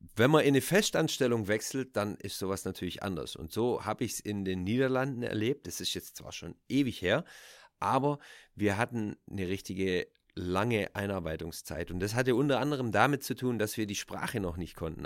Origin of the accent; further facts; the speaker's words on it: Germany; moved away as an adult; also born or lived in Switzerland; now in Netherlands; ich bin natürlich in Deutschland aufgewachsen, ich bin mit der deutschen Kultur groß